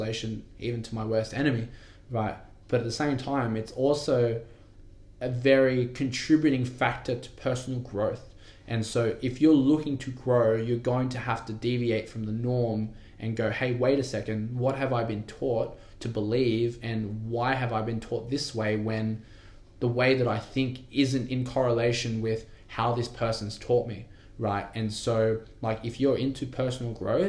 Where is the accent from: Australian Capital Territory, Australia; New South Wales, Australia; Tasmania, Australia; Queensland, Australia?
New South Wales, Australia; Wentworthville; also born or lived in Penrith; I grew up in Wentworthville, I went to school in Westmead